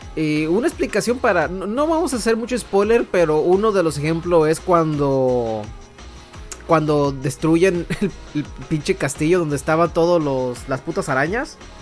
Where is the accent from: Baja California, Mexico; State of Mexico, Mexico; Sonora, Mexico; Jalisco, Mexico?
Baja California, Mexico; Tijuana; Soy de Tijuana